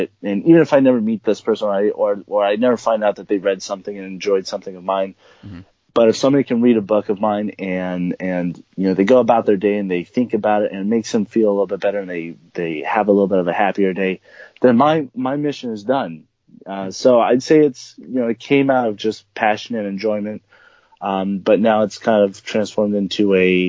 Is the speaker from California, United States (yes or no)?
yes; California, United States; also born or lived in South America; I'm an author who was born and raised in California. I grew up a little bit in South America with me and my family